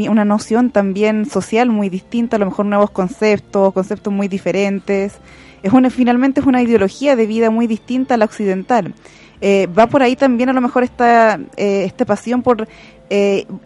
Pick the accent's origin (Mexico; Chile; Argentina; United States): Chile; Santiago, Santiago Metropolitan Region; yo tengo no, no, salgo mucho de Santiago, estoy más ligada aquí a, a, mi ciudad natal